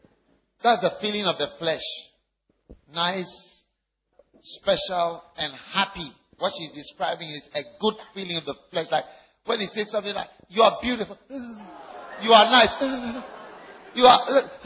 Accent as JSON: {"language": "English", "country": "Switzerland", "lives_now": "United States", "said": "because I come from Switzerland also."}